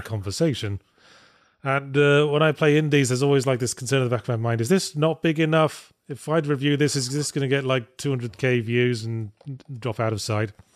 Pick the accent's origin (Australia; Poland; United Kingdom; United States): United Kingdom